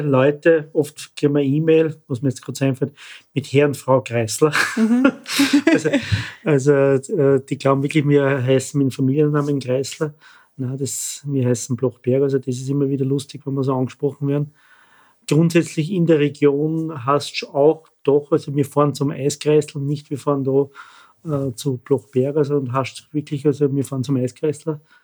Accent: Austria; Wir sind Einheimische, wir sind da verwurzelt in Grumbach, wir sind mit Leib und Seele Österreicher

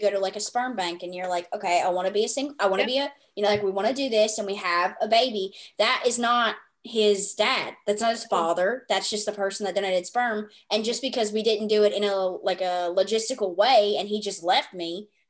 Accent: the South, United States; accent: Southern; I am from the South, as my accent is indicative of that.

